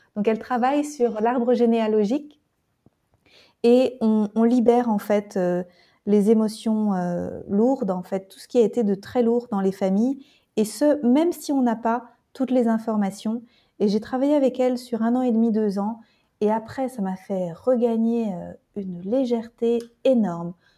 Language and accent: French; Nantes, Pays de la Loire, France; je lui ai dit de Nantes